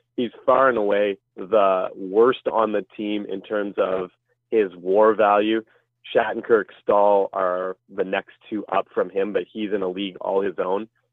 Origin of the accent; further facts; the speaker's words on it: Ottawa, Ontario, Canada; I'm from the Ottawa area